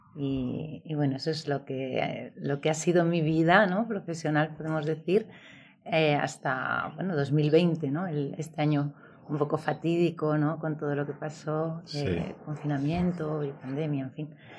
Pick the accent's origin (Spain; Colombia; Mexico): Spain; Valladolid, Castile and León; moved away as an adult; also born or lived in Seville / Belgium; me crié en el norte, en Valladolid, y, y allí hice mis estudios